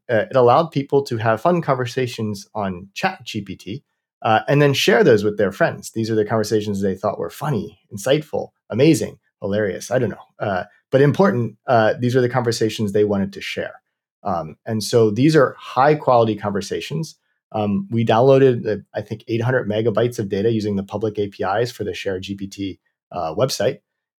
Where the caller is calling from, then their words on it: Berkeley, California, United States; I'm calling in from Berkeley.